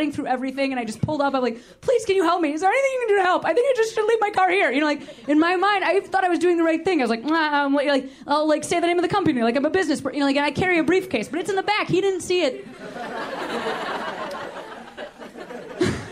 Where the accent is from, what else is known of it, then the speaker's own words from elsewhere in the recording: Chicago, Illinois, United States; now in Los Angeles, United States; I'm from Chicago